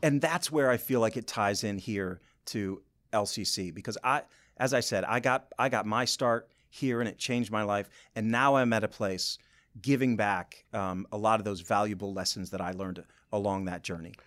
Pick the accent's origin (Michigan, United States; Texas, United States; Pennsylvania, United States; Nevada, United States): Michigan, United States; Boyne City; moved away; I'm from Boyne City originally